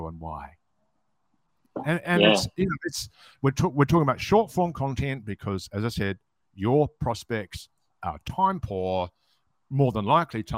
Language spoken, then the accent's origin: English; New Zealand; moved away; also born or lived in Sydney, Australia; I'm an Australian citizen, but I was born in New Zealand. But yes, when I lived in Sydney, my mother was born in Melbourne